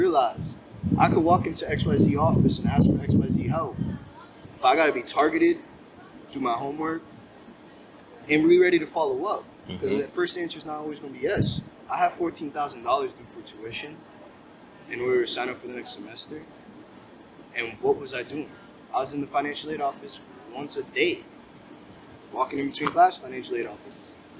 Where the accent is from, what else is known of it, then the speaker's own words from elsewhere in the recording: Salem, Massachusetts, United States; also born or lived in Connecticut; my growing up in Salem